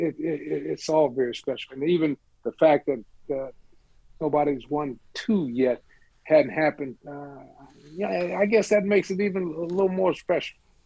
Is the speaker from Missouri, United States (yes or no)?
no; Columbus, Ohio, United States; I went to Ohio State University just wanting to be a member of the varsity team and hoping someday to get a chance to be a starter, to play in front of 86,000 fans in my hometown